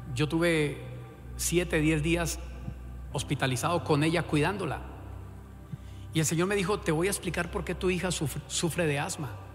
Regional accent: Colombia; como buen colombiano

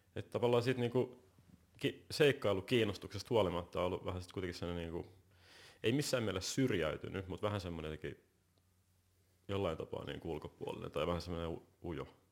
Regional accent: Helsinki, Uusimaa, Finland; mä oon varttunut tuossa Helsingin Käpylässä, ei kovin kaukan täältä

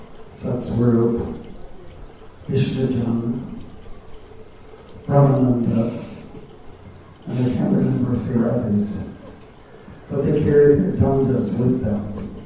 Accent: Canada; I was a brahmachari from Canada and used to travel on the States wherever Prabhupada went.

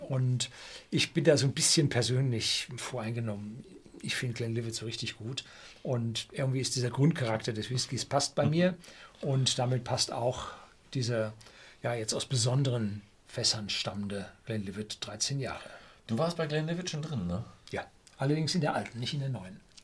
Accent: Germany; Bei uns in Deutschland

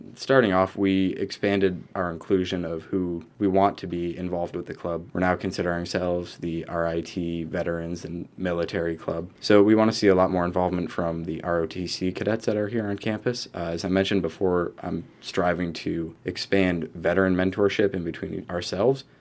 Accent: Rochester, New York, United States; I'm from Rochester originally. I graduated from East Rochester High School

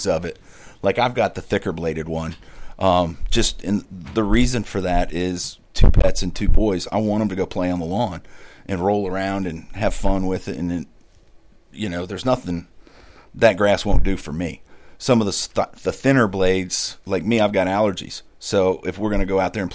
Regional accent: Midwest, United States; I grew up in the Midwest

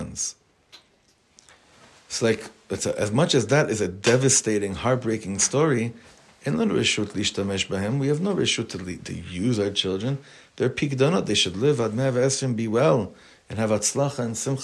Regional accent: Los Angeles, California, United States; now in Israel; I grew up on Highland Avenue in Los Angeles

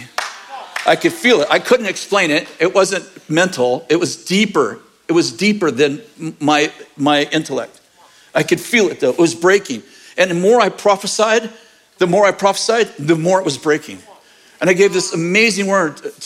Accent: United States; I'm an American and intensely patriotic

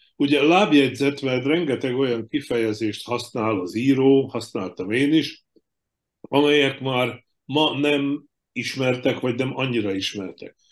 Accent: Slovakia; moved away as an adult; én Csehszlovákiába születtem, ahonnan 86-ba emigráltam

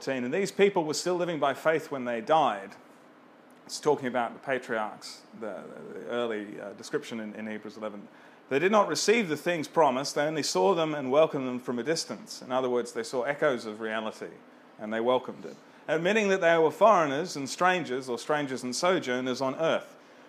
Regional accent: Australia; And I was born in Australia, my parents were born in Australia, my grandparents were born in Australia

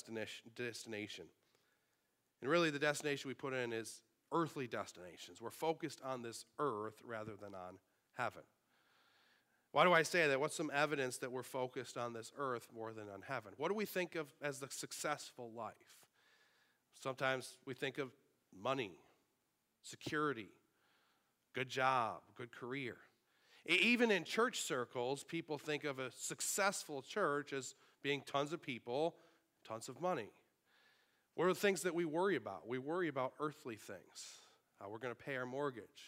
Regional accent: Sanborn, New York, United States; born or raised there

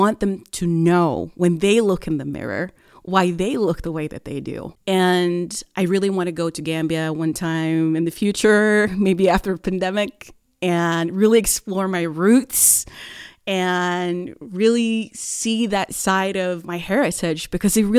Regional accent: Oslo, Norway; moved away as an adult; now in Bergen, Norway; I was born and raised in Oslo in 1987

